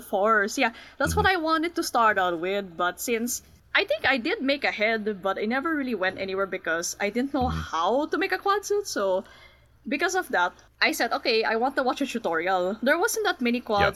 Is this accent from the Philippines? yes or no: yes; National Capital Region, Philippines; I'm from the Philippines, technically the NCR region